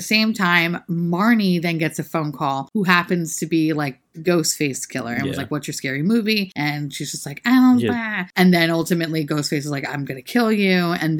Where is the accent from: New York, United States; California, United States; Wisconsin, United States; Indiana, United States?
New York, United States; New York City; we're from New York City